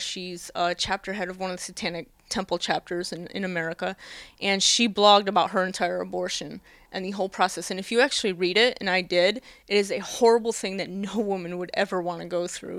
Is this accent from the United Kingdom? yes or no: no; United States; moved away as an adult; now in Japan; me being my American self